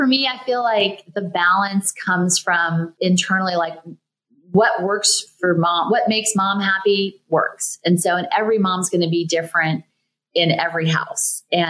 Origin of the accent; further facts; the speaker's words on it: the South, United States; For me, growing up in the South, I was a little bit of a wallflower. I felt a little invisible, maybe.